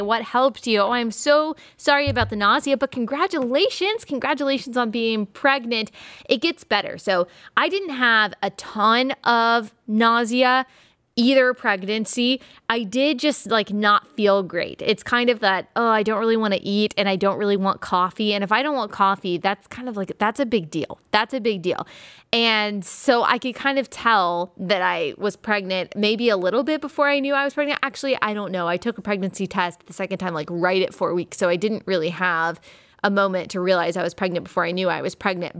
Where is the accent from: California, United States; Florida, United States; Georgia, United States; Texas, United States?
Texas, United States; Dallas; I am from Dallas